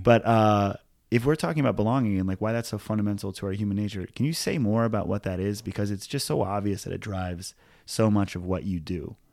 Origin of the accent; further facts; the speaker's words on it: Hawaii, United States; growing up in Hawaii as, like, a middle class white kid.